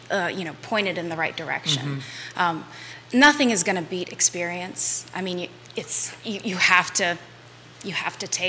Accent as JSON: {"language": "English", "town": "Charlottesville", "region": "Virginia", "country": "United States", "said": "I'm from Charlottesville"}